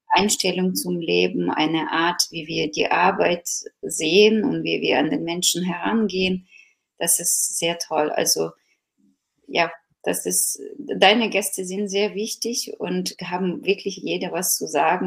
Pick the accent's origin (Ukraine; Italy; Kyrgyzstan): Ukraine; now in Germany; ich bin gebürtige Ukrainerin, die schon sehr lange in Deutschland lebt